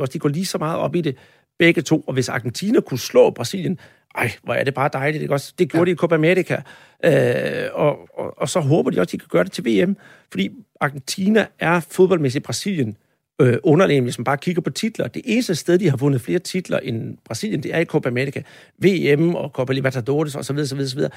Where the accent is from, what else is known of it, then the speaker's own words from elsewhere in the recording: Denmark; jeg som dansker